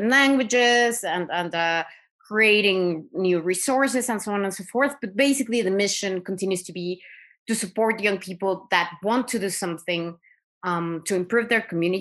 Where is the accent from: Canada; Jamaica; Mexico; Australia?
Mexico; moved away as an adult; also born or lived in Caucasus; I am from Mexico. I obviously, grew up seeing inequality everywhere I was